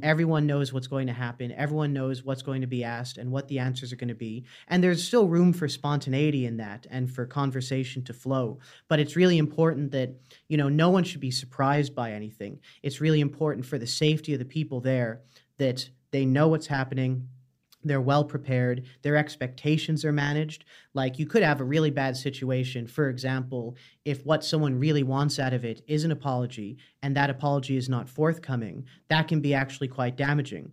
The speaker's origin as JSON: {"language": "English", "country": "Canada", "moved": "as an adult", "lives_now": "Dublin, Ireland", "said": "I'm from Canada originally, but I've lived in Ireland about five years now"}